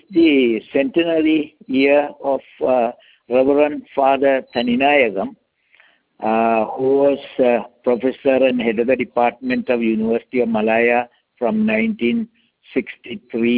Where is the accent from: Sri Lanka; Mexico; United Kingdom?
Sri Lanka; I am from Sri Lanka